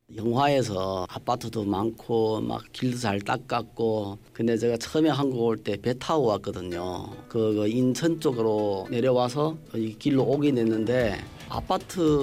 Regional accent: Jilin, China; moved away as an adult; now in South Korea; 태어난 곳이그 길림성에서 아, 태어났고

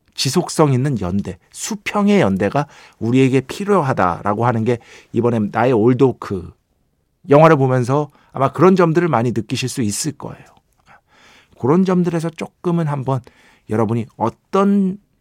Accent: Seoul, South Korea; 제가 중학교 때까지 이제 용산구에 살았잖아요. 중학교 때까지

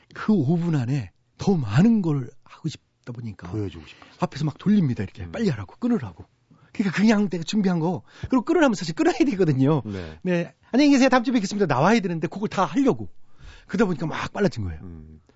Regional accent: Chungcheong, South Korea; 제가 충청도 출신이니까

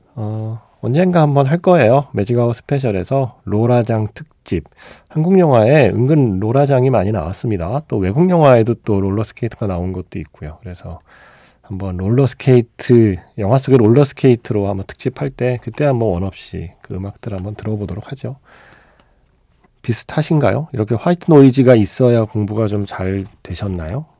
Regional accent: Seoul, South Korea; 제가 강남에서 학교를 다녔기 때문에

